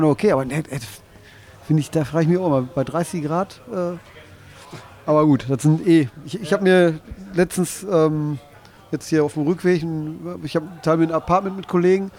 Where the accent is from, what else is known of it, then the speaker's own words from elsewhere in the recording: Bochum, North Rhine-Westphalia, Germany; Ich komme aus Bochum, also Bochum. Pott.